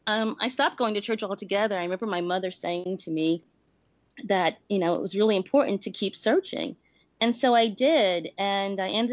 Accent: New York City, New York, United States; moved away as an adult; now in Los Angeles, United States; I grew up in this small Baptist church in the South Bronx

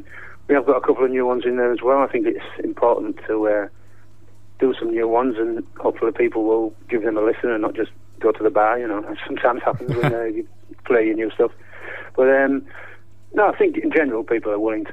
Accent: Hull, Yorkshire and the Humber, United Kingdom; now in near Crewe, United Kingdom; I am from Hull

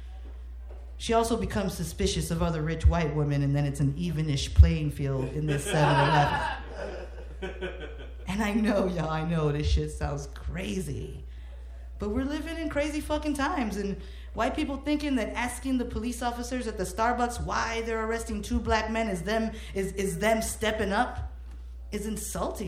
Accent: Chicago, Illinois, United States; growing up in Homo Park

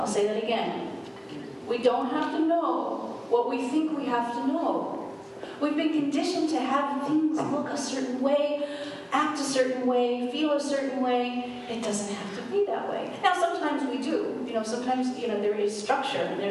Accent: New York, United States; I grew up in New York, and I went to acting school in American Academy of Dramatic Arts

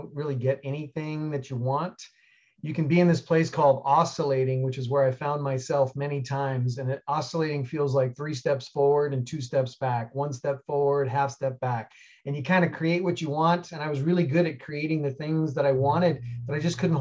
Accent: New York City, New York, United States; moved away as an adult; also born or lived in Colorado / Alaska; I grew up like most people did, middle class. I'm from New York City

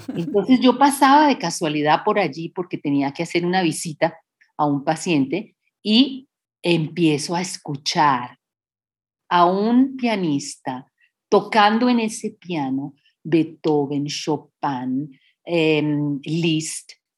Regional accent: Colombia; moved away as an adult; also born or lived in United States / Bogotá, Colombia; mi formación integral es en Colombia

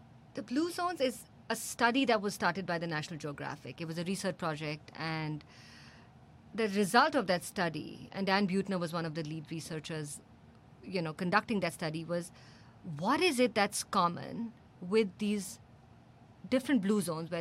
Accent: India; we have as Indians

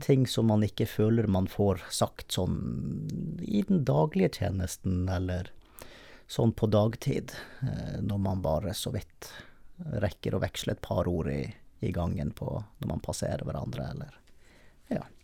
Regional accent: Bergen, Vestland, Norway; når jeg var hjemme i Bergen

